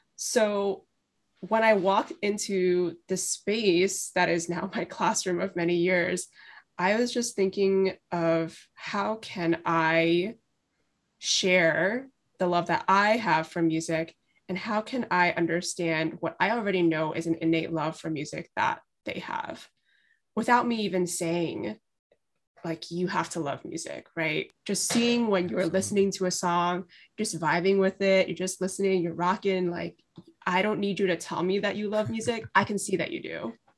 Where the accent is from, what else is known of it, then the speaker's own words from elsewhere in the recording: New York City, New York, United States; I am from Brooklyn, New York. I'm raised here, went through the public school system here